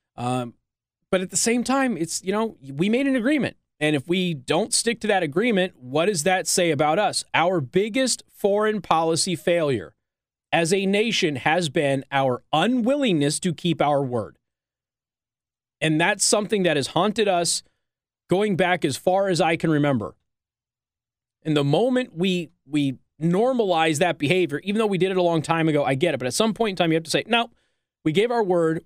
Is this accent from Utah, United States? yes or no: no; Las Vegas, Nevada, United States; now in Indiana, United States; This is my hometown, Las Vegas.